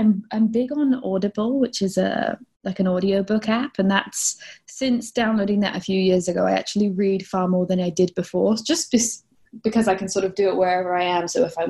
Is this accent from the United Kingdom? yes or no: yes; England, United Kingdom; Similar to Maggie, I'm a bit confused in that technically I am from England, but I had a very international upbringing in that my dad's job, we moved around a lot when I was a kid.